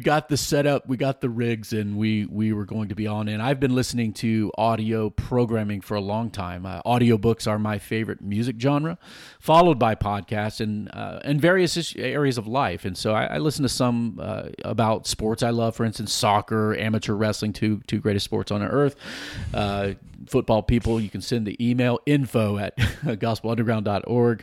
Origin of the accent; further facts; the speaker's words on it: Virginia Beach, Virginia, United States; moved away; I grew up in Virginia Beach